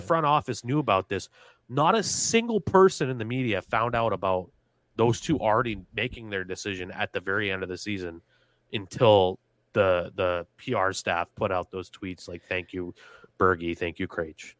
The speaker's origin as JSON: {"language": "English", "region": "New England", "country": "United States", "tie": "born or raised there", "said": "growing up in New England"}